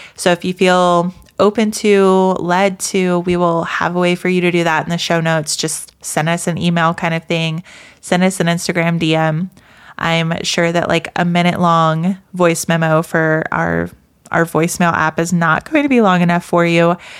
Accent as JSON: {"language": "English", "region": "American South", "country": "United States", "tie": "born or raised there", "said": "I grew up in the American South"}